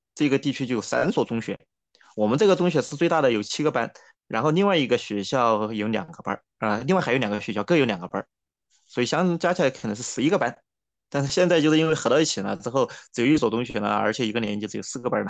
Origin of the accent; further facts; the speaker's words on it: Yichang, Hubei, China; 我的家乡在湖北宜昌，呃，其实大家不知道听过没有啊？就是中央电视台有一个节目叫《北纬三十度》。哎，我们其实正好处在那个北纬三十度线上。但是我的家乡这边它正好有一条河叫，呃，清江，它其实是长江的一条支流嘛。然后宜昌它本来也长江也过宜昌，然后我就在宜昌边上，是宜昌，宜昌的一个县城叫长阳